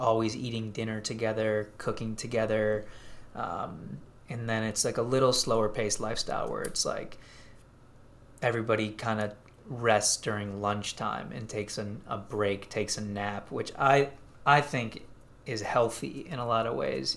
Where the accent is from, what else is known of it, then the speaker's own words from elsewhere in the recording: outside of Chicago, Illinois, United States; I grew up outside of Chicago